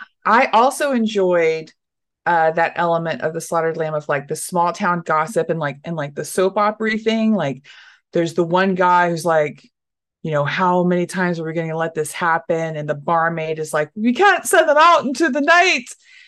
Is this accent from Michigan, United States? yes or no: no; Dallas, Texas, United States; No, I am a Portland comic, but I'm from Texas. I am from Dallas, Texas.